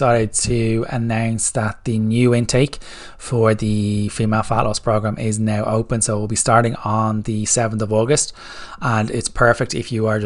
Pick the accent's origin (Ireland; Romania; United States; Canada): Ireland; I'm Irish